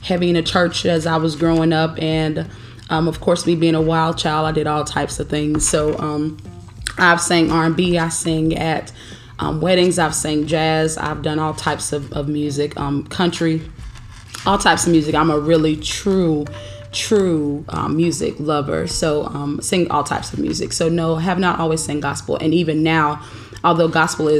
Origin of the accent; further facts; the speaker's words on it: Daytona Beach, Florida, United States; also born or lived in Atlanta, Georgia; now in Harrisburg, United States; I'm originally from Daytona Beach. So, I went from the sunny Daytona Beach, Florida to Atlanta, Georgia.